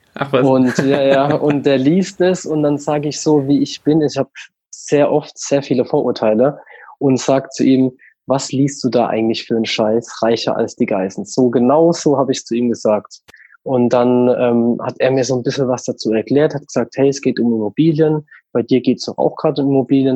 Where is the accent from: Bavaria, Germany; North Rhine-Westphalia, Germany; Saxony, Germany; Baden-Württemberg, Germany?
Baden-Württemberg, Germany; St. Leon-Rot; also born or lived in Walldorf; now in Bruchsal, Germany; ich bin ursprünglich oder aufgewachsen bin ich in St. Leon Roth. Das ist der Nachbarort mhm. von Waldorf